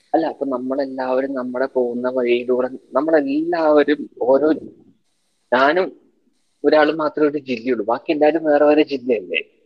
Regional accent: Palakkad, Kerala, India; എന്റെ നാട് പാലക്കാടാണ്

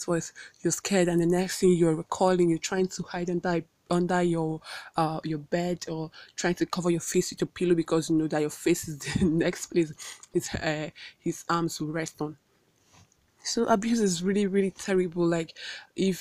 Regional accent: Awka, Anambra, Nigeria; I hail from Awka and I live in Awka, but I'm currently in Abuja doing this podcast

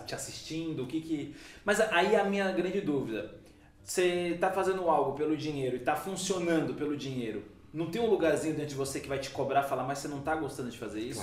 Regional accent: Ilhabela, São Paulo, Brazil; eu sou de Ilhabela, porque eu nasci em Ilhabela

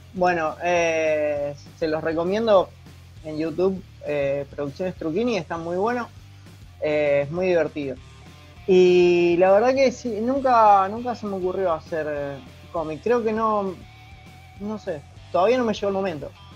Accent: Rosario, Santa Fe, Argentina; soy de Rosario

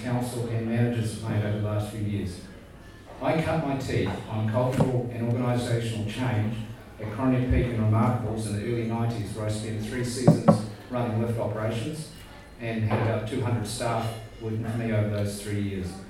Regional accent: Queenstown, Otago, New Zealand; I was born in Queenstown in what is now the iconic year of 1964.

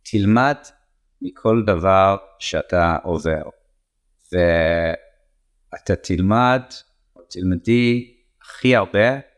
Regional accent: England, United Kingdom; Hebrew is a second language; now in Israel; איזה מזל שעליתי ארצה, איזה מזל שגדלתי את הילדים פה, אה, במיוחד שאני רואה את החברים אה, שגדלתי איתם באנגליה

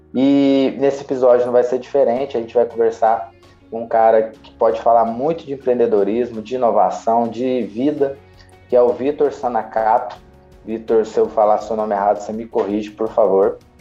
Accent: Minas Gerais, Brazil

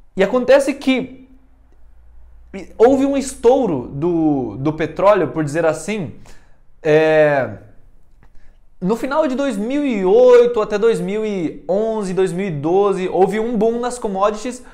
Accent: Venezuela; also born or lived in Taubaté, São Paulo, Brazil; now in Brazil; a vida inteira eu morei na Venezuela, então eu fui criado sempre na Venezuela, desde dois anos de idade

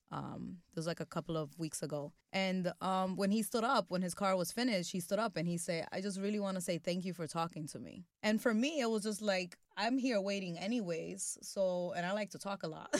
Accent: New York City, New York, United States; my experience growing up in Washington Heights

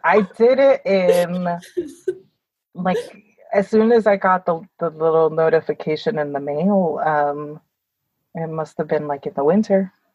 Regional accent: New York, United States; I say I'm from mm-hmm. New York

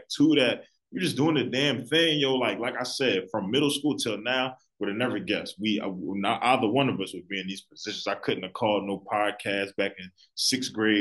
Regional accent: Philadelphia, Pennsylvania, United States; I'm from Philly

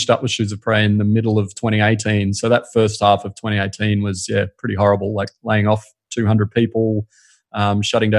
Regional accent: Brisbane, Queensland, Australia; also born or lived in Sydney; now in Sunshine Coast, Australia; I grew up in Brisbane

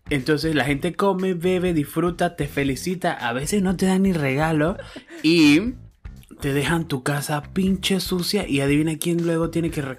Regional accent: Panama; de Panamá.

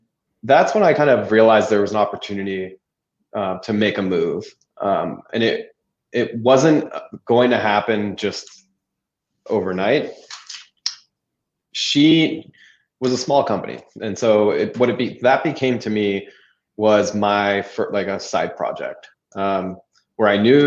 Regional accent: California, United States; moved away; I was from California

